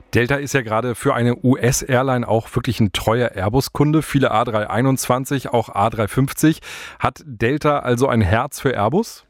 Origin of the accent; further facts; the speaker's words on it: Hamburg, Germany; Als Hamburger sage ich gute Wahl.